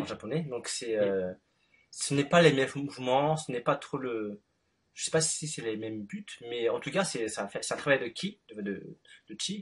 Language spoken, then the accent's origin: French; Paris, Île-de-France, France; suis né en France, à Paris.